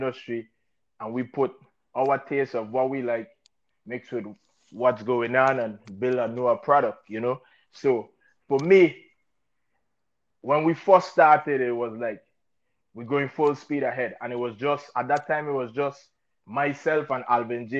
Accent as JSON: {"language": "English", "town": "St. Thomas", "country": "U.S. Virgin Islands", "tie": "born or raised there", "said": "Born and raised in St. Thomas, U.S. Virgin Islands."}